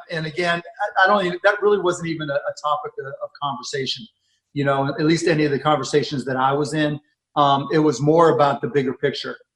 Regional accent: Pittsburgh, Pennsylvania, United States; Julius Erving was my hero growing up in Pittsburgh when I was a little kid.

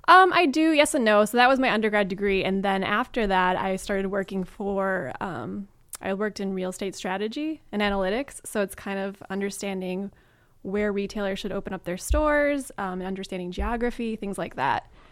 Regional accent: Chicago, Illinois, United States; moved away as an adult; now in Los Angeles, United States; I'm from Chicago, and so I'm used to deciduous trees

